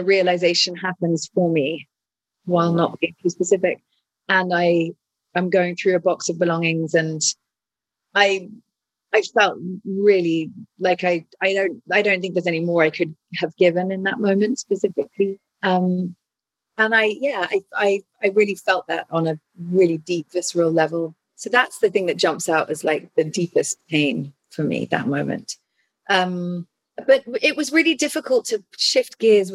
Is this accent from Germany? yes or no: no; England, United Kingdom; I'm English